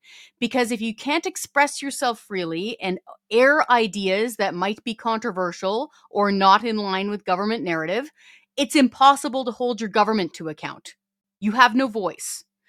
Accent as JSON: {"language": "English", "country": "Canada", "said": "We are Canadian, as you said before, as maple syrup."}